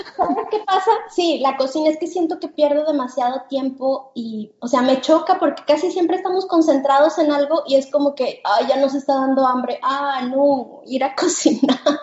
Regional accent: Guadalajara, Jalisco, Mexico; moved away as an adult; now in United States; Yo soy de México, nosotros somos de Guadalajara, este, pero tenemos dos años viviendo aquí en, Estados Unidos

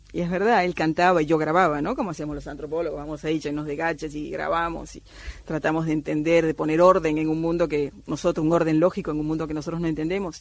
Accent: Cuba; moved away; also born or lived in Amazon rainforest; yo soy nacida en Cuba de padre argentino

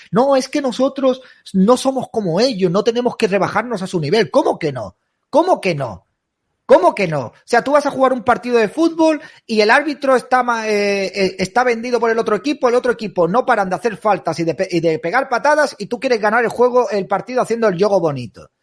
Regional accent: Spain; mi casa es España

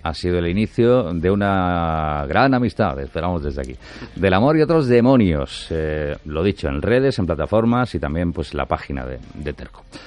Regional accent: Almería, Andalusia, Spain; Almería, nuestra tierra

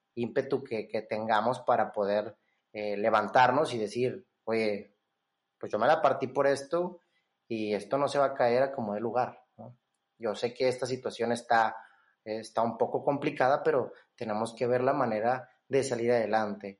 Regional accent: Monterrey, Nuevo León, Mexico; la mayoría de nosotros como, como regios

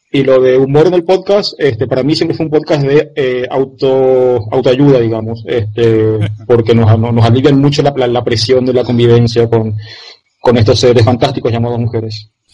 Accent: Argentina; now in Paraguay; vivo en Paraguay, soy argentino

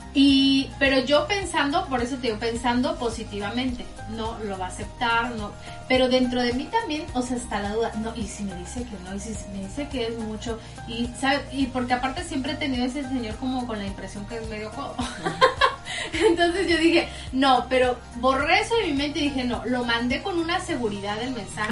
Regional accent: Tampico, Tamaulipas, Mexico; now in United States; yo soy de Tampico

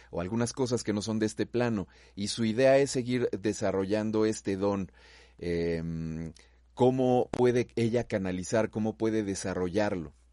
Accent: Mexico; Soy de México.

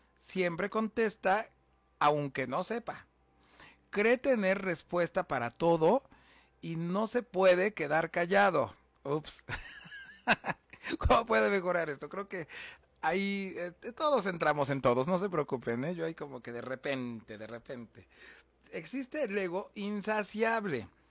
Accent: Huamantla, Tlaxcala, Mexico; soy originario de Guamantla, Tlaxcala

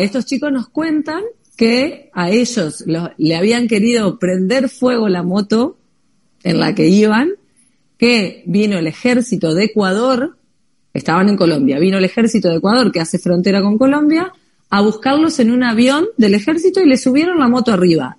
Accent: Paraná, Entre Ríos, Argentina; now in Europe; nosotros que somos argentinas

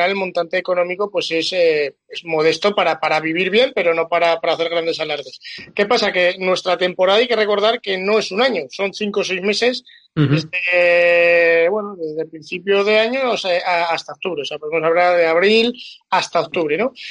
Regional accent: Aragon, Spain; {S0} soy un {S1} modesto torero aragonés

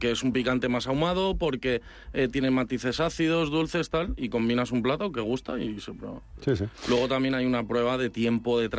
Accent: Madrid, Community of Madrid, Spain; soy madrileño 100%.

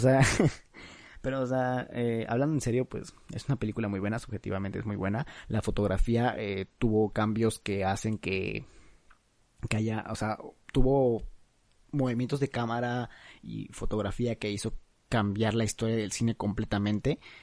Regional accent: Mexico; Ah, es que soy de México. Ay, ay, perdón, es que, es que soy mexicano

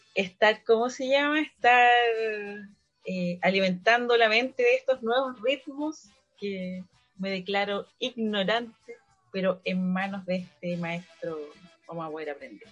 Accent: Valparaíso, Chile; Soy de Valparaíso

